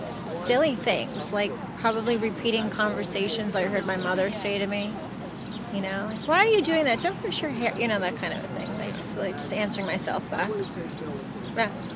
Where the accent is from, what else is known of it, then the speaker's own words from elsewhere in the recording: New York City, New York, United States; I'm a producer, born and raised in New York City